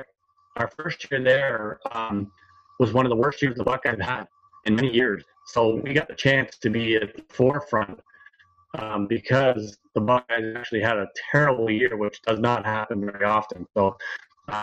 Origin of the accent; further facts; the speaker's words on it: Canada; also born or lived in Columbus, Ohio, United States; So I'm Canadian, and at the time I was under 35